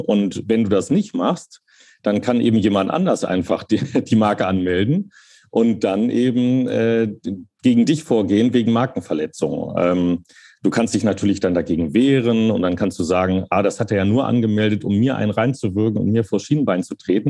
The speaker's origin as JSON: {"language": "German", "town": "Hanover", "region": "Lower Saxony", "country": "Germany", "tie": "born or raised there", "also_born_or_lived": "Cologne", "moved": "yes", "said": "ich bin in Köln geboren, dann in Hannover aufgewachsen"}